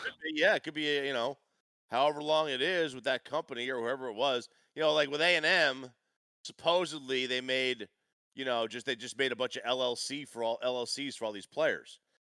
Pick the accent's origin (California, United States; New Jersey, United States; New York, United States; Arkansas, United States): New Jersey, United States; I grew up in New Jersey